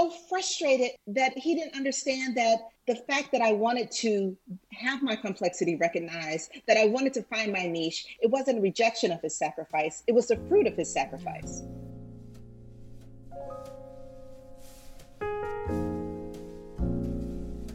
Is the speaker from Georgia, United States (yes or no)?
yes; Atlanta, Georgia, United States; I grew up in Cascade Heights